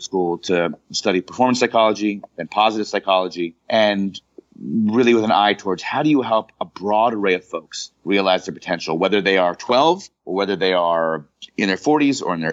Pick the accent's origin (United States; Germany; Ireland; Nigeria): United States; Pittsburgh, Pennsylvania; moved away; I grew up in Pittsburgh, Pennsylvania